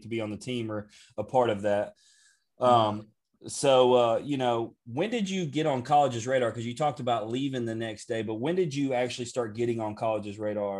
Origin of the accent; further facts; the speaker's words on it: Tennessee, United States; we're from Tennessee.